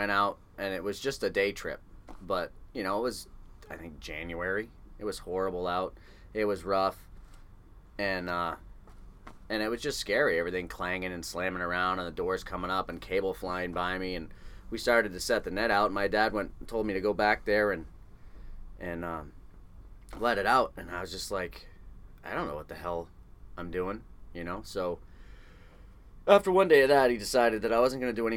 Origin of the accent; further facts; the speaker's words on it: New Hampshire area, coastal Maine, coastal New England, United States; also born or lived in Columbus, Ohio; now in Alaska, United States; we grew up in coastal New England, New Hampshire area, coastal Maine